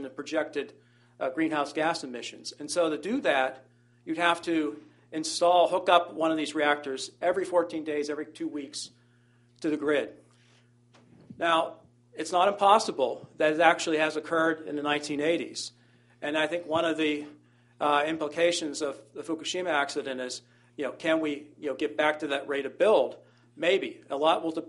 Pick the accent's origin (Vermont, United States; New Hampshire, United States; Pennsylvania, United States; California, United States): Pennsylvania, United States; my home state of Pennsylvania